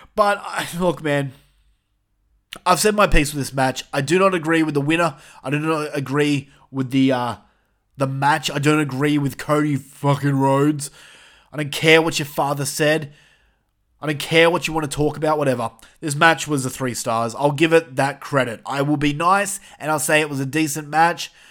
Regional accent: New South Wales, Australia; We're all from New South Wales

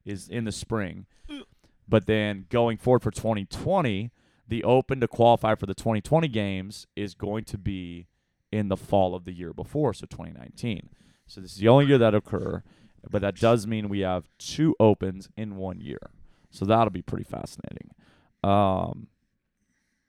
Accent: Texas, United States; We have manners down in Texas.

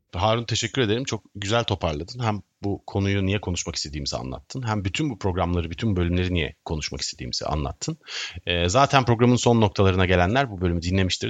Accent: Istanbul, Turkey; also born or lived in Sivas (father's side); Ben teşvikiyeliyim

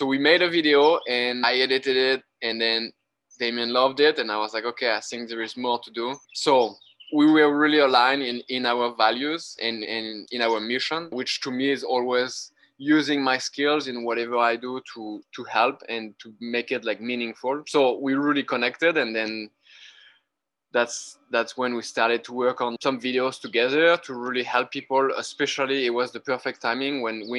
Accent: Brittany, France; English is a second language; moved away as an adult; also born or lived in Australia / Idaho; now in Florida, United States; I grew up in France and in Brittany next to the ocean

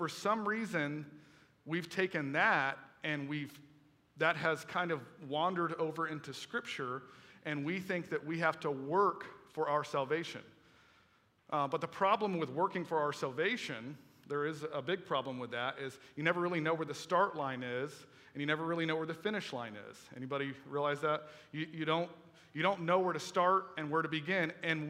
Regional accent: Melbourne, Florida, United States; I went to high school over at Melbourne High School

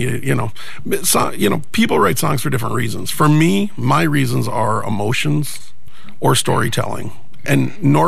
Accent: Minnesota, United States; I'm very Minnesotan

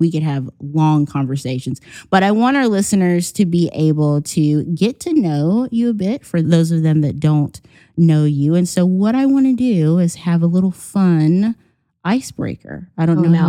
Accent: Virginia, United States; I'm from the East Coast and South kind of in Virginia.

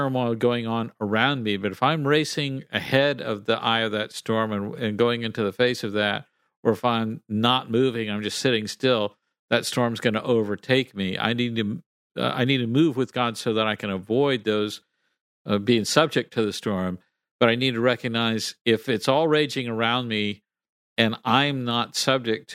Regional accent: Texas, United States; I grew up in Texas

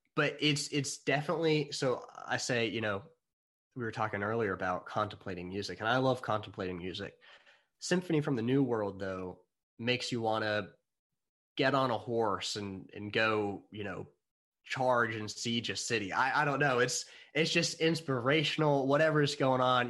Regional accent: United States; I'm American

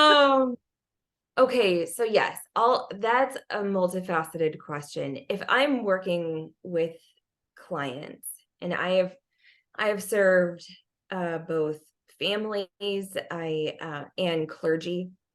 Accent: United States; as an American

